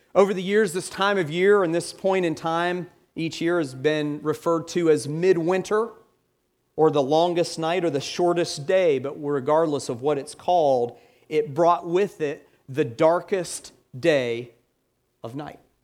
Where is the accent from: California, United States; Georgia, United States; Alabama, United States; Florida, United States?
Georgia, United States; Atlanta; I'm from Atlanta. I grew up in Atlanta